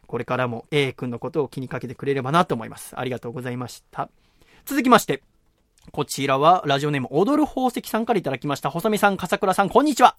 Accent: Yokohama, Kanagawa, Japan; moved away; 横浜生まれだからってことで、横浜戻ってきた去年かな、一昨年に

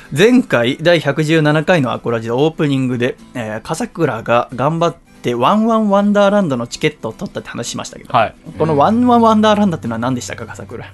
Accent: Yokohama, Kanagawa, Japan; 横浜の私の実家

